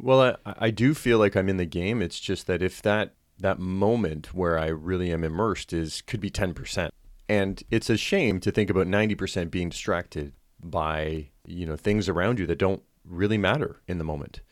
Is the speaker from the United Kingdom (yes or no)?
yes; United Kingdom; I am British